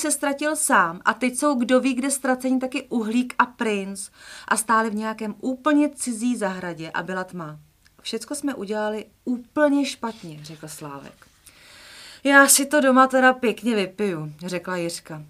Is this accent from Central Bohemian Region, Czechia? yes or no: yes; Votice, Central Bohemian Region, Czechia; Já totiž jsem z Votic